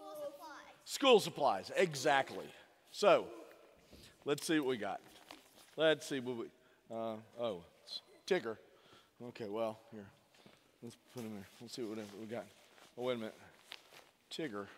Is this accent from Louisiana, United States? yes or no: yes; south Louisiana, United States; born south of Interstate ten, you know, in, in Louisiana.